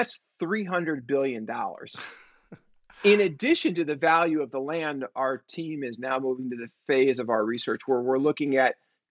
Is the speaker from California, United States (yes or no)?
yes; San Francisco, California, United States; I grew up in San Francisco. I was born in 1965.